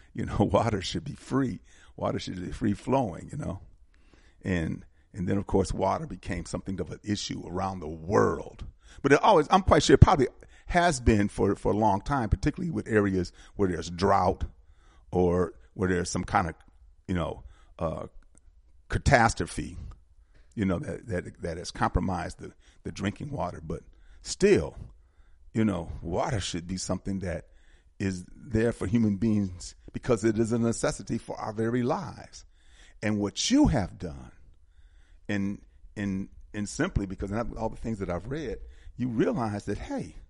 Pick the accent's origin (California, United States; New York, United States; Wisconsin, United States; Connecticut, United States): Wisconsin, United States; Milwaukee; moved away as an adult; now in Atlanta, United States; Wisconsin, Milwaukee particularly, I'm from Milwaukee, we had some really clean drinking water as I grew up as a child